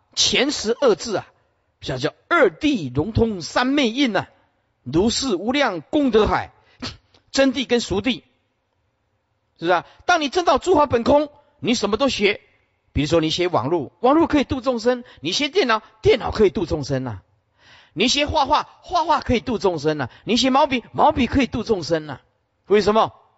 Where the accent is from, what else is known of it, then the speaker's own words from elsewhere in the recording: Sihu, Yunlin County, Taiwan; moved away; 我们出生的地方是云林县四湖乡，对吧？林厝村，似乎出生的地方是一个小农村啊